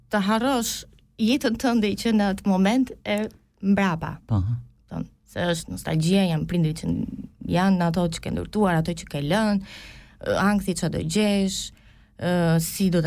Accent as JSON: {"language": "Albanian", "country": "Albania", "also_born_or_lived": "Greece", "moved": "yes", "said": "për ne është një emigrim i dytë kur jemi shpërngulur nga Shqipëria në Greqi."}